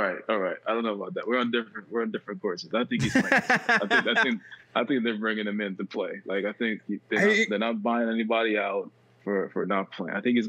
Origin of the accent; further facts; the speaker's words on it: Yonkers, New York, United States; now in Sweden; Well, I'm from Yonkers, but I live in Sweden.